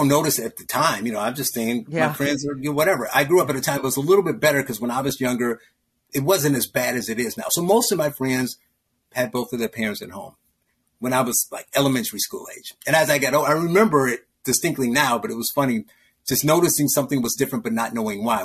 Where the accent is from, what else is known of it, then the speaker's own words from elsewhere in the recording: Gary, Indiana, United States; I grew up in Gary, Indiana.